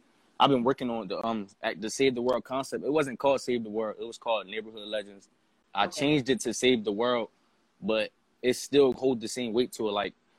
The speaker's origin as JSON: {"language": "English", "town": "Camden", "region": "New Jersey", "country": "United States", "said": "I'm from Camden, New Jersey, downtown Camden, New Jersey."}